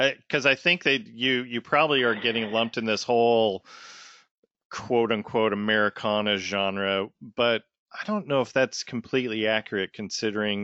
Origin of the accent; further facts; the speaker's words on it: Tacoma, Washington, United States; now in Gainesville, United States; Wayne and I are both Seattle Mariner fans because we grew up in Tacoma.